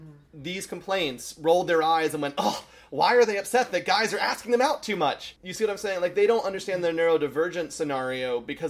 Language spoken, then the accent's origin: English; Northern Midwest, United States; accent: Northern Midwest; The accent that I speak in, which a lot of people call unaccented English, is known either as the newscaster accent or the Northern Midwest accent.